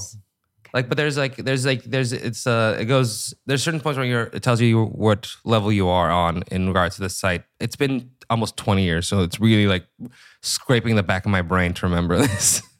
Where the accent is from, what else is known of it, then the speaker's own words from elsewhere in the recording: Seattle, Washington, United States; I'm from Seattle, Washington